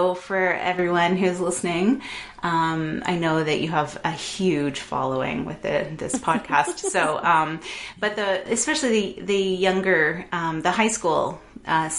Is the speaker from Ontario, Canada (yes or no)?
yes; Toronto, Ontario, Canada; also born or lived in London, Ontario; I grew up in Toronto, and we moved to London, Ontario, which is just outside of Toronto, for my middle school and high school years.